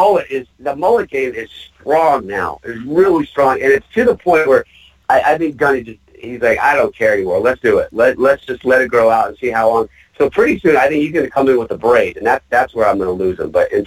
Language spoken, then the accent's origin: English; Connecticut, United States; moved away as an adult; now in Los Angeles, United States; Look, I'm an East Coast guy. I grew up in Connecticut, and I've been in L.A. for the last 5-plus years.